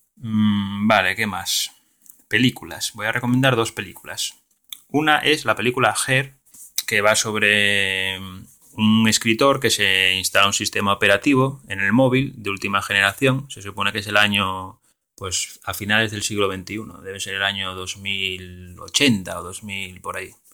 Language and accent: Spanish; Asturias, Spain; yo soy de Asturias